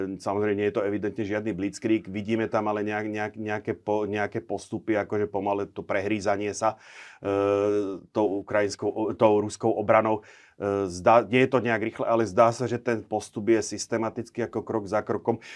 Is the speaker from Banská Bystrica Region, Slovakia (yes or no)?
yes; Nová Baňa, Banská Bystrica Region, Slovakia; v mojom rodnom meste v Novej Bani